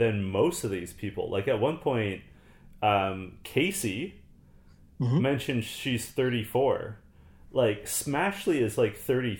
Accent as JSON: {"language": "English", "country": "Canada", "said": "I'm Canadian"}